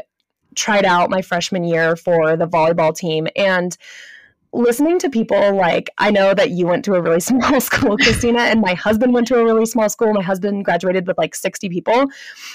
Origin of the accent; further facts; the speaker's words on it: Santa Clarita, California, United States; moved away as an adult; So I grew up in Southern California. I was born in Northern LA County, if any of you are familiar with Santa Clarita, California